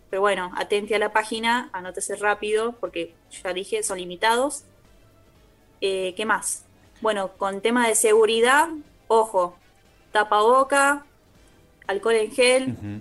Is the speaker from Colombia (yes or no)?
no; Argentina; nosotros como argentinos